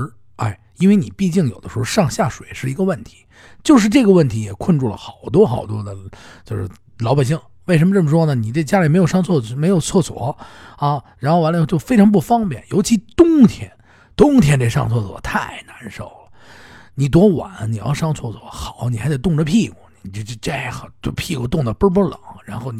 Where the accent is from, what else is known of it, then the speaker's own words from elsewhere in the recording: Beijing, China; 我我我我小的时候，我在胡同里面住的时候，